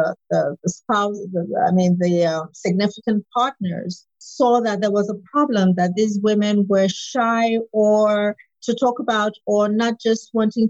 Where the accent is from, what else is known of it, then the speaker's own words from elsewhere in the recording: Nigeria; I'm Nigerian, West African